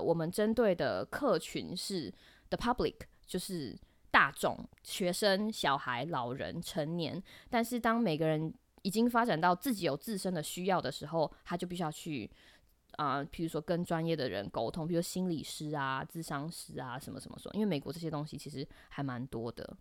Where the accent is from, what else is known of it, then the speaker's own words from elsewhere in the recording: Taiwan; moved away as an adult; now in United States; 台湾，就是我的家乡